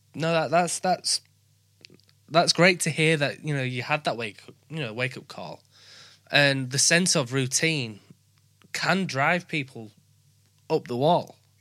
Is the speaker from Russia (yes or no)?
no; Yorkshire and the Humber, United Kingdom; accent: Yorkshire; Yorkshire people, where we just talk normal